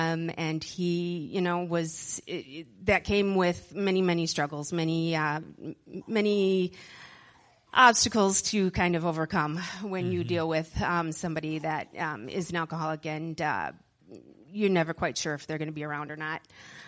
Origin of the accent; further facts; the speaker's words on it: Middleton, Wisconsin, United States; also born or lived in Madison; I was born in Madison, but grew up in Middleton, Wisconsin, and I was the youngest of five kids